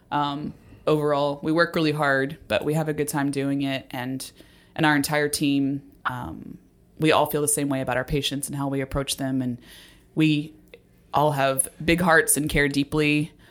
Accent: Texas, United States; also born or lived in Dallas, Texas / Houston, Texas / Grand Junction, Colorado; I grew up in Texas. My time was split between Dallas and Houston, but I was actually born in Grand Junction, Colorado

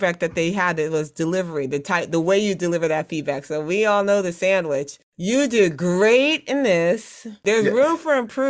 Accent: Brooklyn, New York, United States; born there; also born or lived in Trinidad and Tobago; I said I was born in Brooklyn, but I was raised around the world.

